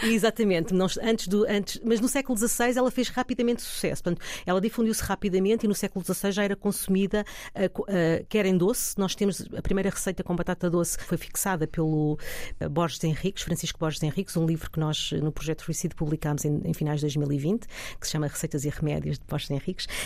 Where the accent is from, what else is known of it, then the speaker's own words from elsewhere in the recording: Alvaiázer, Leiria District, Portugal; also born or lived in Lisbon; na Serra de Alveiazer e no Conselho de Alveiazer, uh, que por acaso foi ali onde eu nasci